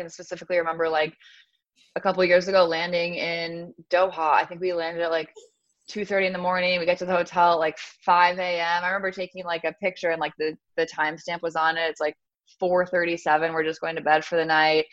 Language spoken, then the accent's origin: English; New York, United States; moved away; I grew up in New York, and so we had pizza every Friday night